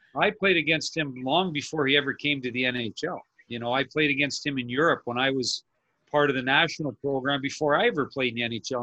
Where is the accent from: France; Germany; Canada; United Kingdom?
Canada; Toronto, Ontario; moved away; also born or lived in Windsor, Ontario / Arizona; we moved up to Toronto, and I uh, I grew up there downtown, basically Dufferin and Bloor area